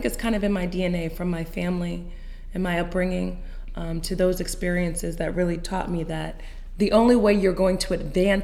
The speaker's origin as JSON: {"language": "English", "area": "outside of Newark", "region": "New Jersey", "country": "United States", "tie": "born or raised there", "said": "I was born in Newark, New Jersey, raised outside of Newark, New Jersey"}